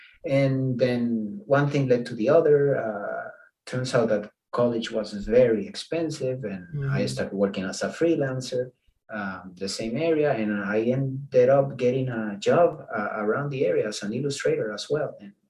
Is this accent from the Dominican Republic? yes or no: yes; Dominican Republic; English is a second language; Not really, actually. In the Dominican Republic, that's not a celebration by any means